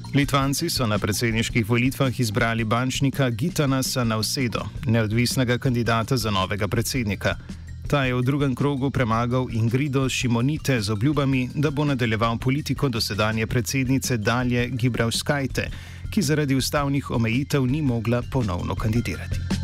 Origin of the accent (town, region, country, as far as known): Slovenia